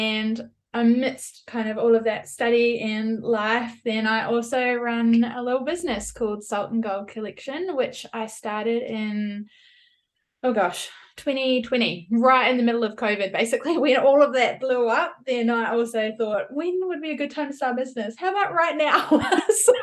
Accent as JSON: {"language": "English", "country": "New Zealand", "also_born_or_lived": "California, United States", "moved": "as an adult", "lives_now": "Perth, Australia", "said": "I'm a Kiwi. I'm from New Zealand, but I've lived in Australia since the end of 2017."}